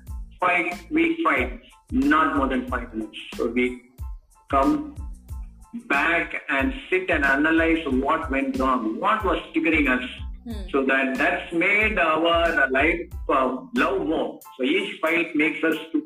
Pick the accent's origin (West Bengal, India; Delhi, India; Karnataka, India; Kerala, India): Kerala, India; I was from Kerala